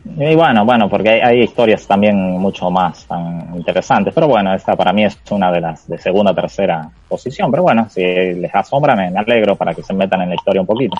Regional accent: Argentina; le dije que era de Argentina

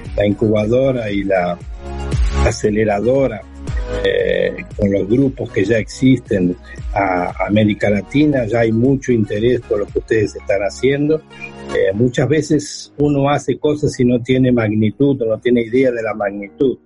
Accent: Buenos Aires, Argentina; now in Seville, Spain; soy natural de Buenos Aires, de Argentina, vivo en Andalucía, vivo en Sevilla

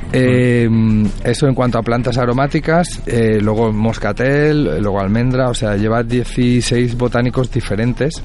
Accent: Puçol, Valencian Community, Spain; yo soy de Puzol

